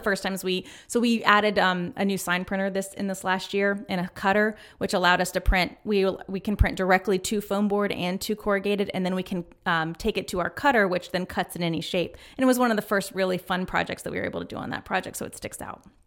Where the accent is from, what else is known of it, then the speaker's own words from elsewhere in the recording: Winston-Salem, North Carolina, United States; I grew up in North Carolina with my dad in Winston-Salem